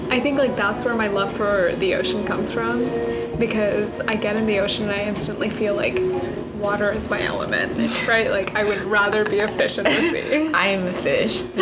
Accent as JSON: {"language": "English", "region": "California", "country": "United States", "said": "I'm from California."}